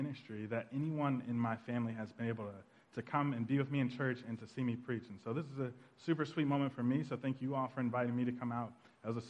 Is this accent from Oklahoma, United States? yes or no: yes; Tulsa, Oklahoma, United States; moved away; we're all from Tulsa, Oklahoma, and we actually grew up in a pretty traditional Black Baptist church on the north side of Tulsa